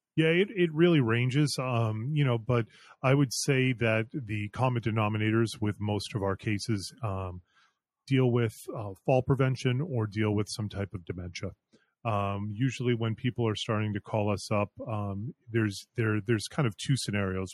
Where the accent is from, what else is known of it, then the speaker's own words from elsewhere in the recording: Concord, Massachusetts, United States; moved away as an adult; also born or lived in Colorado / Florida; I grew up in the area, I grew up in Concord.